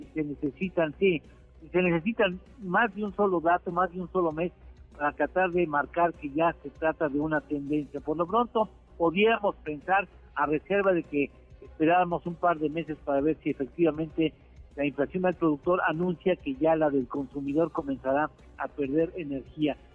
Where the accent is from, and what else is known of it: Mexico